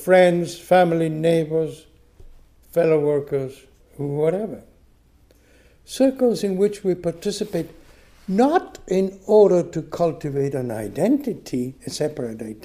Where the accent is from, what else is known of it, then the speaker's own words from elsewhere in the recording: Buenos Aires, Argentina; moved away as an adult; also born or lived in Michigan, United States; my parents' home in Buenos Aires, where I grew up in Argentina